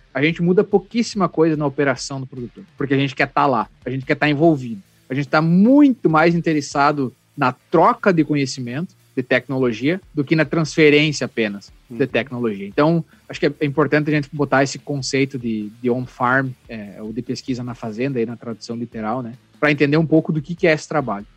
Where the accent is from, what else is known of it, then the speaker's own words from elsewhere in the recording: Panambi, Rio Grande do Sul, Brazil; fui jogar na Serpanambi, que é o time lá da minha cidade